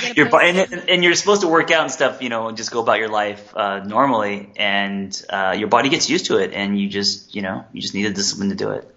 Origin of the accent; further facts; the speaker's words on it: Los Angeles, California, United States; also born or lived in Korea; I came here when I was three